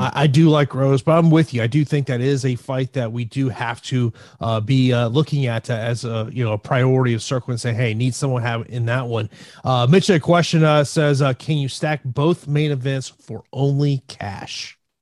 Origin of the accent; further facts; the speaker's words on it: Tampa, Florida, United States; my hometown of Tampa, Florida